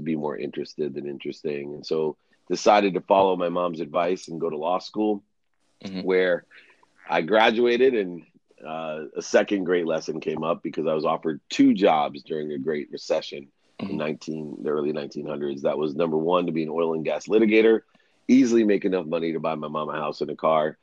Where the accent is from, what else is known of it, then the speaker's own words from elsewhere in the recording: Akron, Ohio, United States; at 5 years old, that's the most memorable time for me. It's when my father left and I was there with six kids and a single mom in a place called Akron, Ohio. I was actually born in the same hospital as LeBron James and Steph Curry